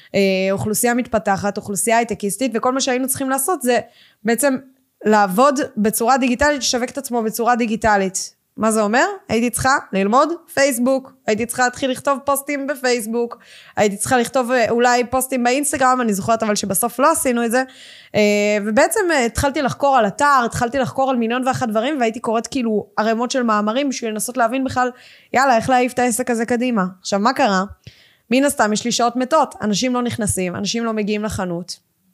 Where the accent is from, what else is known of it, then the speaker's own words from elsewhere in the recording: Ganei Tikva, Central District, Israel; גדלתי בגני תקווה